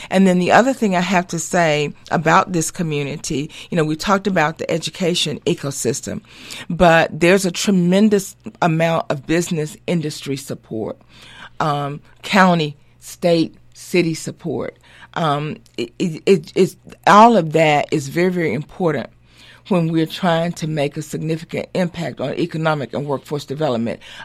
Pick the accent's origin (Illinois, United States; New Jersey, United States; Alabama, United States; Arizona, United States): Alabama, United States; Montgomery; also born or lived in Atlanta, Georgia; I was raised in Montgomery, Alabama